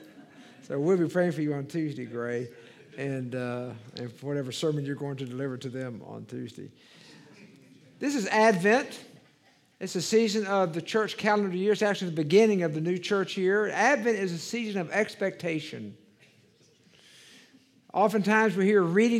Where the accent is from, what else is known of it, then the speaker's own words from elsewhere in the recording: Dallas, Texas, United States; also born or lived in Waco, Texas / Marshall, Texas / El Paso, Texas / Little Rock; I grew up in Dallas.